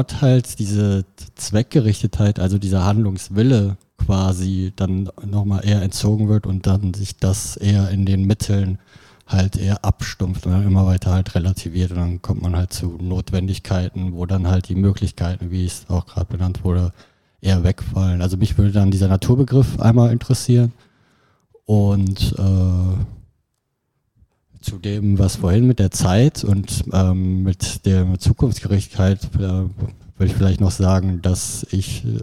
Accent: Düsseldorf, North Rhine-Westphalia, Germany; also ich komme aus Düsseldorf und dass dort ähm, in der Kulturlandschaft ja so eine Tendenz ist

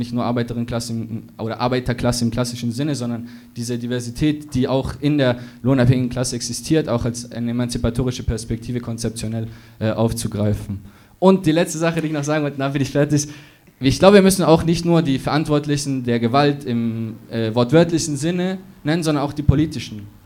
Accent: Munich, Bavaria, Germany; ich komme aus München tatsächlich.

